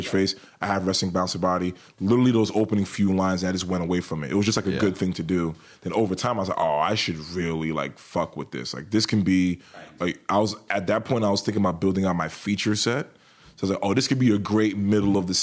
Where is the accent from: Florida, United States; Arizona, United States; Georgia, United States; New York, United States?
New York, United States; New York City; moved away as an adult; also born or lived in Pittsburgh; Born and raised in New York, I'm very proud to be from New York City.